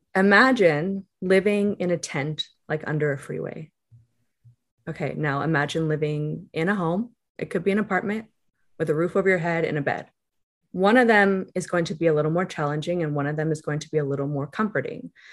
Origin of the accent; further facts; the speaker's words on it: Calabasas, California, United States; growing up in Calabasas